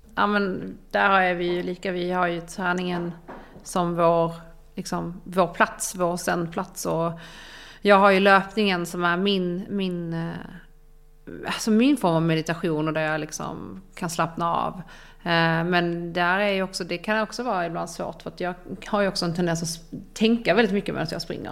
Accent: Ystad, Skåne, Sweden; now in Stockholm, Sweden; Ystad, där jag är ifrån, där mina föräldrar bor

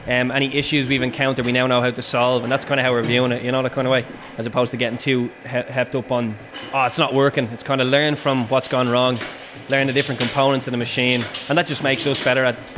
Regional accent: Ireland; And then again, as you said, the fact we're Irish just adds that lovely little kind of advantage for us.

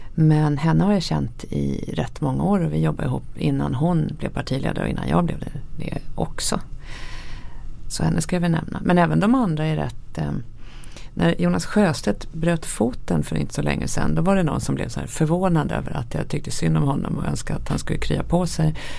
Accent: Sweden; som svensk

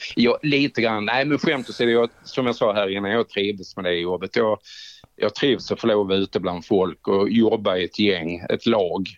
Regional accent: Skåne, Sweden; moved away; also born or lived in Trelleborg; hemma i Skåne

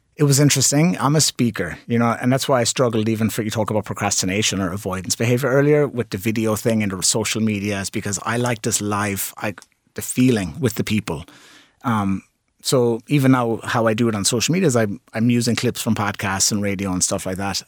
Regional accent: Limerick, Munster, Ireland; It's my hometown.

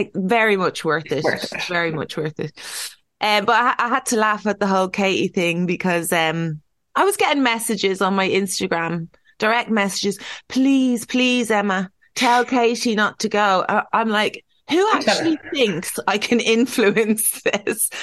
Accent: Ireland; we're Irish.

